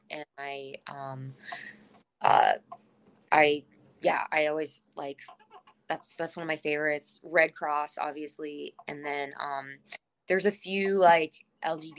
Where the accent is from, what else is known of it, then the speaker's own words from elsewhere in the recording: Cave Creek, Arizona, United States; now in Los Angeles, United States; I grew up in Cave Creek